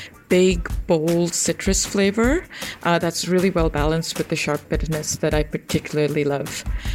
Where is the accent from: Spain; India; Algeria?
India; now in Glasgow, United Kingdom; I grew up in India, and guavas bring back all sorts of wonderful childhood memories for me.